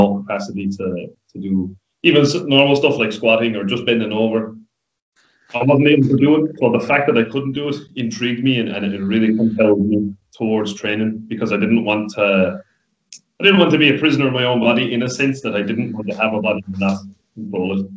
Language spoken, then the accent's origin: English; Listowel, Munster, Ireland; I'm from Listowel. Was raised in Listowel